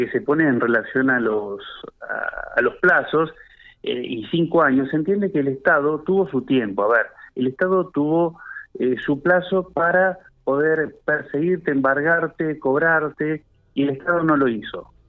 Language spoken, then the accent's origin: Spanish; Argentina; Claro, el tema está que, bueno, obviamente, eh, eh, nosotros como argentinos deberíamos